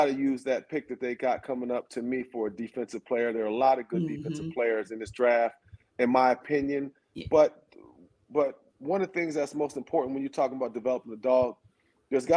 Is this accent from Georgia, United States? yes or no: yes; Athens, Georgia, United States; I was from this area. I'm from Athens